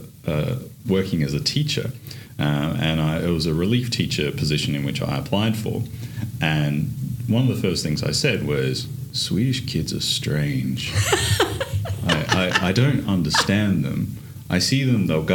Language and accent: English; Mount Gambier, South Australia, Australia; moved away; my hometown of Mount Gambier